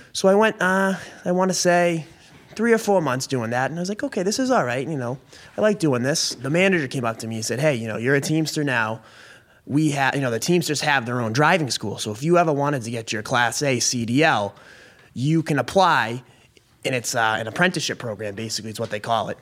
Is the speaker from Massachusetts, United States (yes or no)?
yes; Billerica, Massachusetts, United States; also born or lived in Maine; I was born and raised in Billerica, Mass